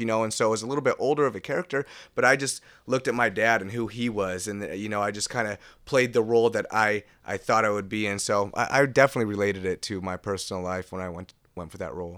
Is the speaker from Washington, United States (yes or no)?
yes; Seattle, Washington, United States; I'm from West Seattle